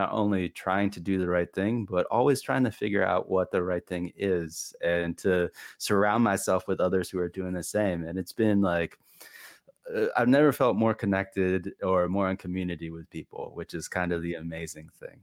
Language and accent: English; New Hampshire, United States; moved away; I am not biracial, but I grew up in New Hampshire.